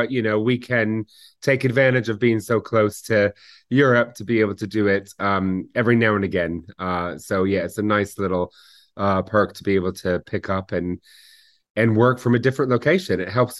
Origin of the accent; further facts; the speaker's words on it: Seattle, Washington, United States; moved away as an adult; also born or lived in New York; now in United Kingdom; I was born in New York, just outside of the city, and lived there until I was 7 years old. And as a family, we moved out to Seattle, Washington, and raised in Seattle. So finished schooling and university in Seattle and started my first job there.